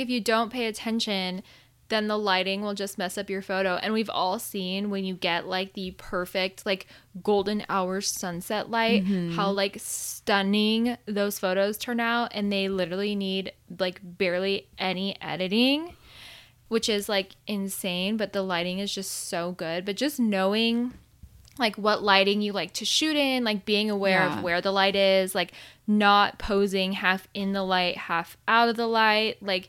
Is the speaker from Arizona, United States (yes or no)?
yes; Arizona, United States; moved away; I grew up in Arizona my whole life and it was not a thing. And then I moved out here